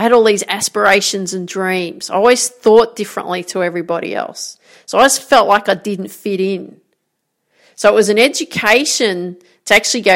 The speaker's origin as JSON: {"language": "English", "town": "Grafton", "region": "New South Wales", "country": "Australia", "tie": "born or raised there", "moved": "yes", "said": "So I grew up in Grafton, called the Jacaranda City"}